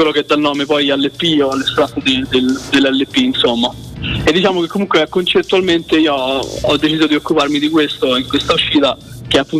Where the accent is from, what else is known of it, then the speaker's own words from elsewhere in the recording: Tarquinia, Lazio, Italy; Io sono di Tarquinia, vicinissimo a Roma.